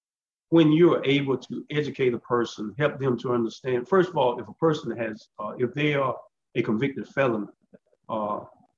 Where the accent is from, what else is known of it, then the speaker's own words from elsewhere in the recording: Warrenton, Georgia, United States; moved away as an adult; now in Augusta, United States; I was born and raised in Warrenton, Georgia, Warren County.